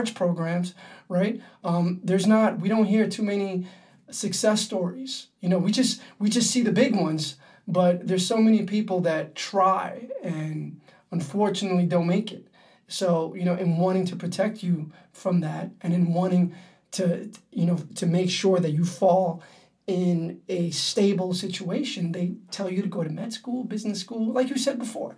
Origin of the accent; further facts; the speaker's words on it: New York City, New York, United States; my experiences as a young man growing up in Harlem